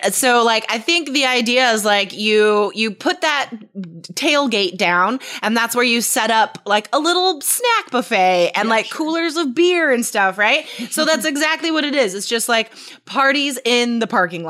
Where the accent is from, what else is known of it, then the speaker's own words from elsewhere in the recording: Carson City, Nevada, United States; I grew up in Carson City. It's the capital city of Nevada.